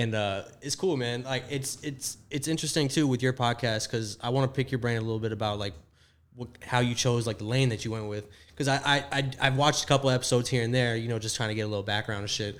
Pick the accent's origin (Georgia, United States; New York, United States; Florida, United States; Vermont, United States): Florida, United States; South; I'm from Florida, so I'm from South Florida